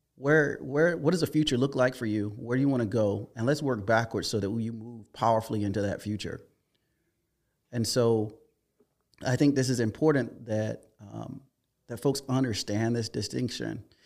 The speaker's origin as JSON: {"language": "English", "town": "Hopkins", "region": "South Carolina", "country": "United States", "tie": "born or raised there", "said": "I grew up in South Carolina, a little town called Hopkins."}